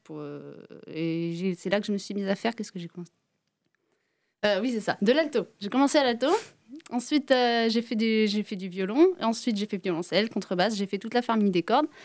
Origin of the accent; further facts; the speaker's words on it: Brest, Brittany, France; De Brest pourtant.